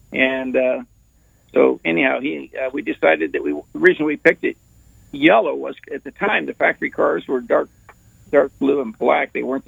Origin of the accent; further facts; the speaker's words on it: Modesto, California, United States; I grew up in Modesto, California